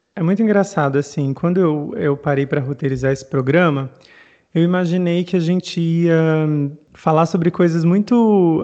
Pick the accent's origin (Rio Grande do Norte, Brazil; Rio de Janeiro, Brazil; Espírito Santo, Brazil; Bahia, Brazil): Rio Grande do Norte, Brazil; Mossoró; Eu sou nordestino, eu sou de Mossoró, no Rio Grande do Norte